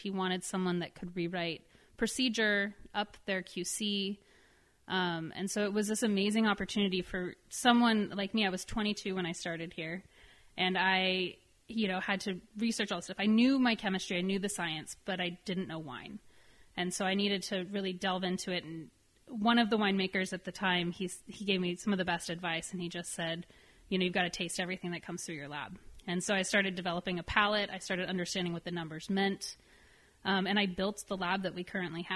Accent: San Jose, California, United States; moved away as an adult; also born or lived in Davis / Healdsburg; now in Santa Rosa, United States; I definitely born and bred in San Jose and wanted to end up back in San Jose

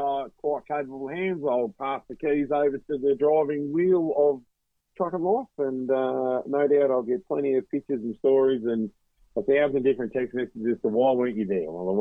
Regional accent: Orbost, Victoria, Australia; I was growing up in Orbost, and the grand young age of three.

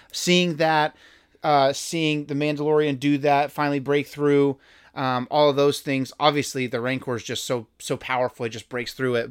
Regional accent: Houston, Texas, United States; we're both from Houston

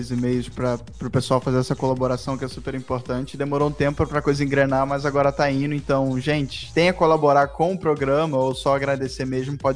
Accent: Rio Grande do Sul, Brazil; sou do Rio Grande do Sul.

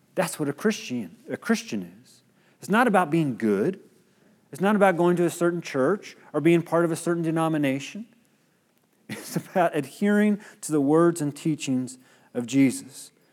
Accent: United States

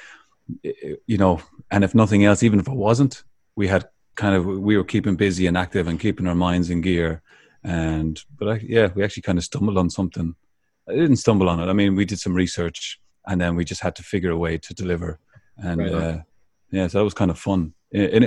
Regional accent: Ireland; growing up in Ireland

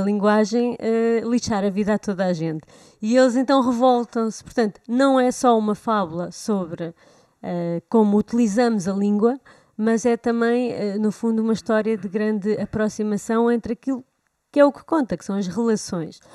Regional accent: Portugal; nós cá já não usamos o vós, pelo menos em Lisboa

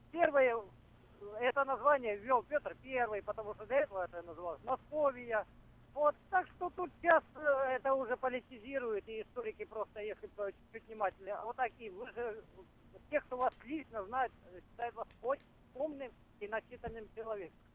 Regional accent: Ukraine; удобнее говорить на русском, хотя украинским одинаково владею. Но я никогда не себя не назову русским, я украинец. Мои родители украинцы и мои деды украинцы

